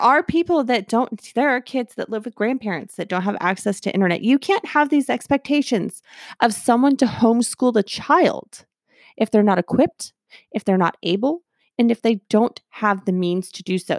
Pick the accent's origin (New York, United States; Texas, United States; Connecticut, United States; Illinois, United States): Texas, United States; We're from Texas